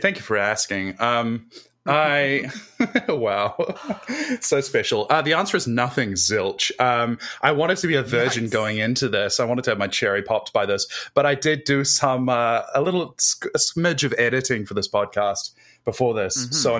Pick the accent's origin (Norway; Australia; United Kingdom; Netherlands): Australia; Yeah, sorry, everybody. Actually, I'm Australian. I was just doing an American accent for a little bit there.